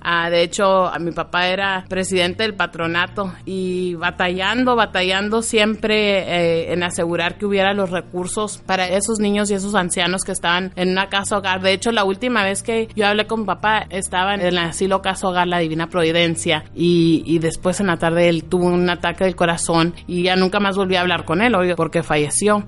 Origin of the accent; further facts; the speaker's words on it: Agua Prieta, Sonora, Mexico; also born or lived in Douglas, Arizona, United States; now in Arizona, United States; nací en Douglas, Arizona, en, en la parte de Estados Unidos y crecí en Agua Prieta